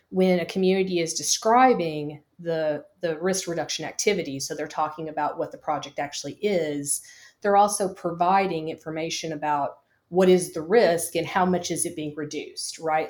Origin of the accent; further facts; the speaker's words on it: Kentucky, United States; I'm from the Commonwealth of Kentucky.